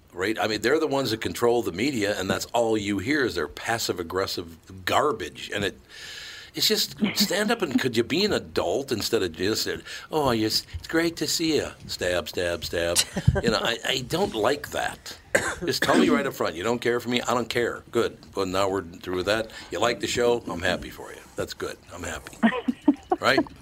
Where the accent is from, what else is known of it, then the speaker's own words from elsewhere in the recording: Minneapolis, Minnesota, United States; moved away; I was born and raised in Minnesota